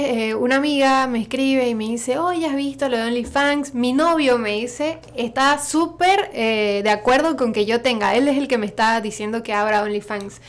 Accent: Santa Cruz de la Sierra, Santa Cruz, Bolivia; accent: Santa Cruz; partly Argentine; moved away as an adult; now in San Francisco Bay Area, United States; El acento de Santa Cruz, yo soy de Santa Cruz de la Sierra, porque igual en Bolivia tenemos muchos acentos y maneras de hablar.

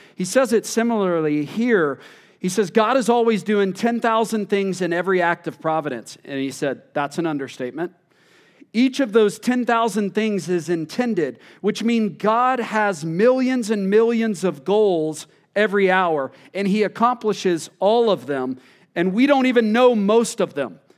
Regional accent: Texas, United States; moved away; I'm originally from Texas

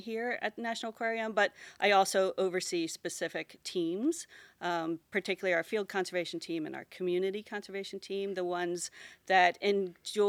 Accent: Pasadena, Maryland, United States; also born or lived in Baltimore, Maryland / Dallas, Texas / Virginia; I was actually born in Baltimore City, just right down the street there. But I grew up in Pasadena, Maryland, which is probably 7 miles behind you on the river.

